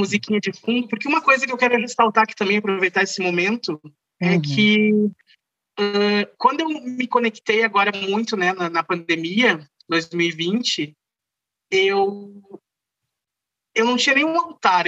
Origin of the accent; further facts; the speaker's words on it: Rio Pardo, Rio Grande do Sul, Brazil; Eu sou natural de Rio Pardo, interior aqui do Rio Grande do Sul